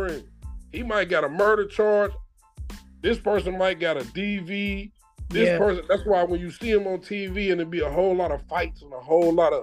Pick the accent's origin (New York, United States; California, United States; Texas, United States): New York, United States; Westchester; now in Ohio, United States; we grew up in Westchester, but really, we grew up in One of the Hills